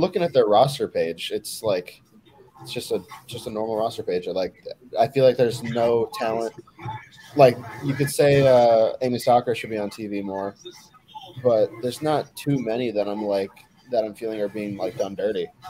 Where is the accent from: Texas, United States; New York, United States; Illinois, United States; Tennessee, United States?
Illinois, United States; near Joliet; Juice Robinson is from Joliet, which is the town right next to my hometown